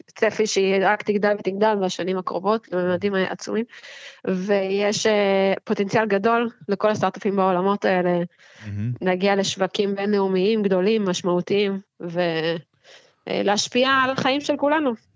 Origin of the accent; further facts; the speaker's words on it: Herzliya, Tel Aviv District, Israel; ובעיר שאני אוהבת, שגדלתי בה